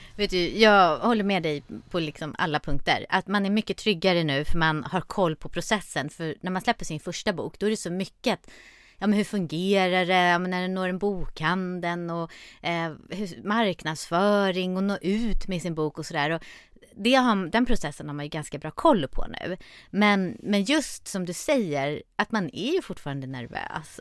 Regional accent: Stockholm, Stockholm County, Sweden; jag är född och uppvuxen i Stockholm

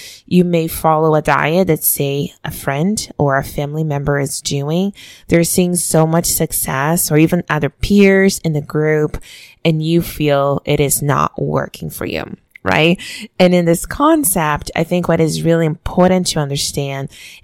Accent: Brazil; moved away; the way I was raised back home in Brazil

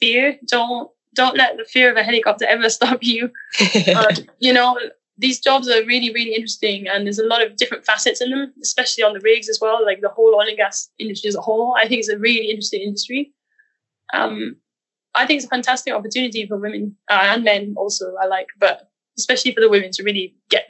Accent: Wales, United Kingdom; accent: Welsh; that I'm losing my Britishness a bit. But it's necessary, you know? That's the reason for losing my Welsh accent.

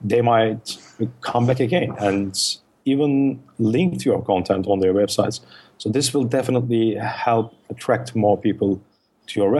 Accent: Turkey; first language Turkish; English is a second language; as I speak Turkish, which is my mother tongue.

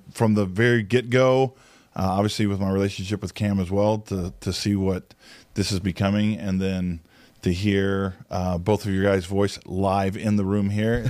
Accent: Cape Girardeau, Missouri, United States; I was born actually in the Northwest. I'm sorry, the Midwest. My dad was in school, and my dad was a minister since I was born, and was in seminary, and then moved to Cape Girardeau, Missouri

